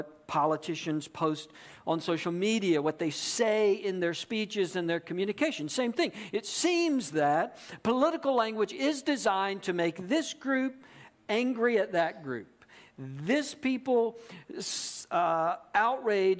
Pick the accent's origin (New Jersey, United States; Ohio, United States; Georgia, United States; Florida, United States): Georgia, United States; also born or lived in South Carolina; I grew up in Georgia